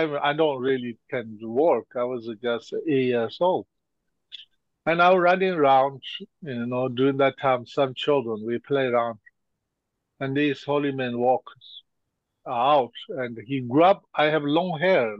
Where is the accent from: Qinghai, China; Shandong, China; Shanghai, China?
Qinghai, China; Golok, Tibet; I was born and grew up there